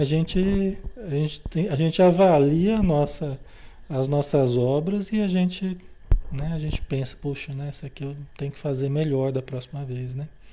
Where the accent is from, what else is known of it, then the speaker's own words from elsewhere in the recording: Brazil; se nós nascemos no Brasil